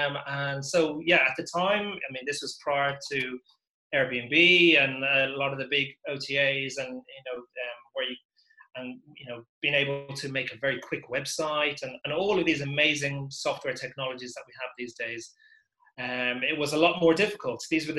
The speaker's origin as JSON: {"language": "English", "town": "Dublin", "region": "Leinster", "country": "Ireland", "tie": "born or raised there", "also_born_or_lived": "England", "moved": "as an adult", "said": "Yeah, I was brought up in Dublin till I was 18, and I went to university in England."}